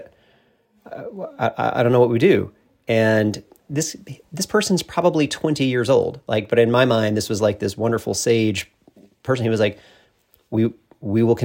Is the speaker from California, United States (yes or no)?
no; Homewood, Alabama, United States; moved away as an adult; now in Washington, D.C., United States; my hometown, the things about where I grew up